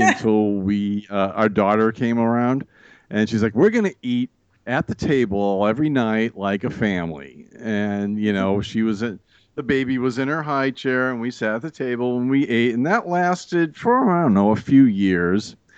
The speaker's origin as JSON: {"language": "English", "region": "Massachusetts", "country": "United States", "tie": "born or raised there", "said": "I grew up in Massachusetts"}